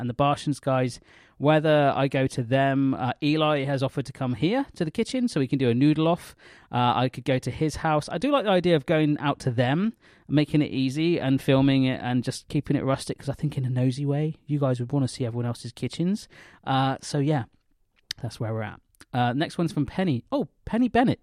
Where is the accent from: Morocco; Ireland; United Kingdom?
United Kingdom; the West, South West England; I come from the West